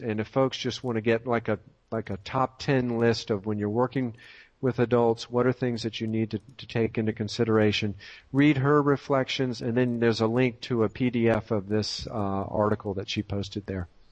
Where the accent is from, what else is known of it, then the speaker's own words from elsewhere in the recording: Tidewater area of Virginia, United States; moved away; I'm from the Tidewater area of Virginia and haven't been back in a couple of years